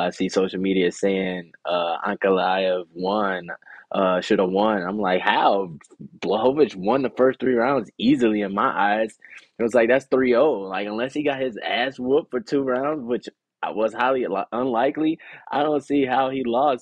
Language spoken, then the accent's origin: English; United States; being from America